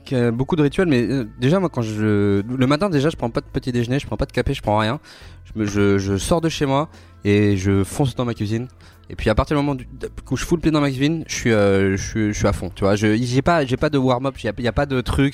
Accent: Brittany, France; now in Paris, France; je suis breton

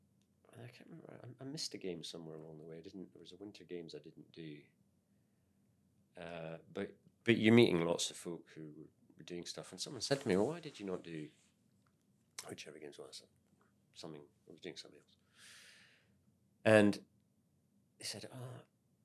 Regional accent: Scotland, United Kingdom; also born or lived in Wellington, New Zealand; now in New Zealand; as a Scotsman

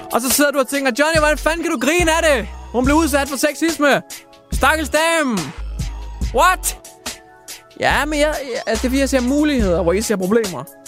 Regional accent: Denmark; som dansker

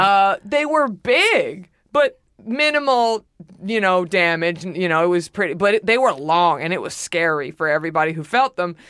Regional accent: Dallas, Texas, United States; I'm from Dallas.

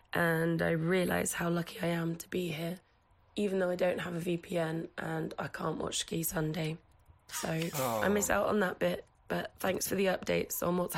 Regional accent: United Kingdom; now in Morzine, France; I'm British, but I live in Morzine

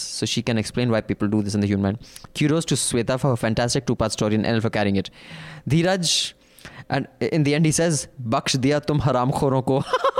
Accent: Mangalore, Karnataka, India; Now reading this, you're more likely to make an assumption that I'm North Indian. My name shall reimpose the stereotype, but I'm a humble South Indian from Mangalore.

